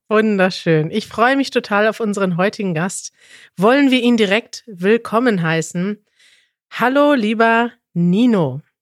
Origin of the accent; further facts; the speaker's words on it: Germany; Wir kommen selber aus Deutschland